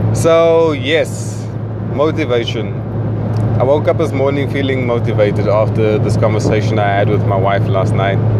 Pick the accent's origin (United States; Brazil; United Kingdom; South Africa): South Africa; moved away as an adult; I'd like to apologize for my accent. I am South African